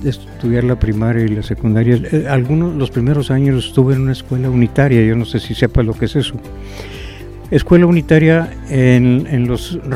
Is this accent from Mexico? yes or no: yes; Tamaulipas, Mexico; now in Saltillo, Mexico; Eh, vine de Tamaulipas y, bueno, me gustó tanto Saltillo que aquí me quedé.